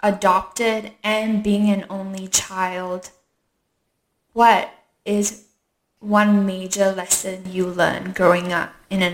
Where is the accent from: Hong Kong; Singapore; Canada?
Singapore; accent: Singaporean; For me, growing up in Singapore, in an Asian country with a white father, was difficult at times because I was the minority, being mixed race. And even though I have a Singaporean accent, I know Mandarin, I went to local schools